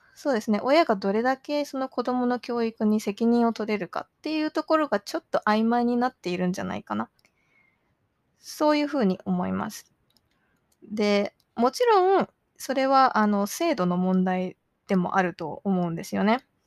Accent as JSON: {"language": "Japanese", "region": "Okinawa", "country": "Japan", "tie": "born or raised there", "also_born_or_lived": "Chiba Prefecture, Japan", "moved": "as an adult", "lives_now": "Canada", "said": "千葉県生まれ沖縄育ちカナダ在住10年を迎えた私"}